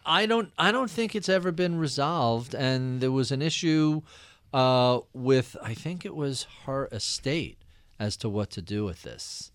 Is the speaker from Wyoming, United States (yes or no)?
no; Long Island, New York, United States; as a Jewish kid growing up in Long Island